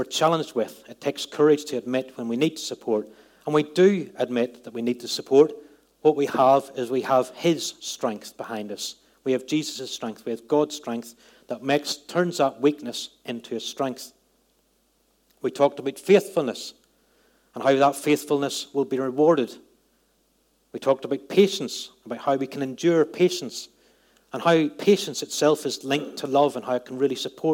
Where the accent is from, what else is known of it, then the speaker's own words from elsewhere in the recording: Northern Ireland, United Kingdom; moved away; Growing up in Northern Ireland, at a place at the time I grew up, had a lot of conflict.